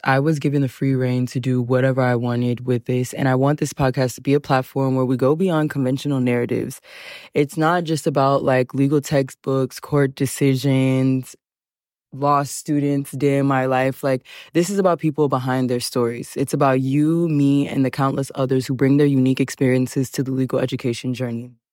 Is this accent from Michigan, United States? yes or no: no; Houston, Texas, United States; moved away; also born or lived in Los Angeles, California; I am Nigerian, but I was born and raised in Houston, Texas